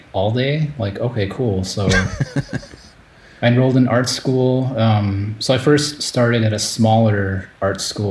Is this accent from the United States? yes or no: yes; Chicago, Illinois, United States; moved away as an adult; also born or lived in Japan; I grew up in Chicago in the US